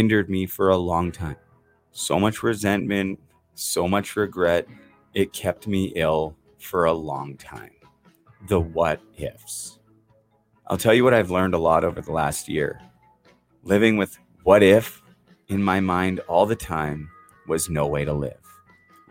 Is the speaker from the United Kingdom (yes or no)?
no; Vancouver, British Columbia, Canada; my hometown Vancouver